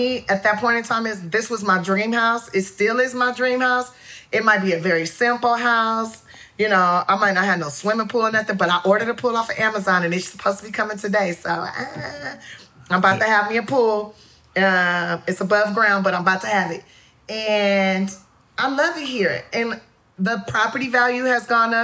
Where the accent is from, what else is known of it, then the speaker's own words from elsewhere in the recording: Los Angeles, California, United States; I'm still a hood chick. I'm still from South Central.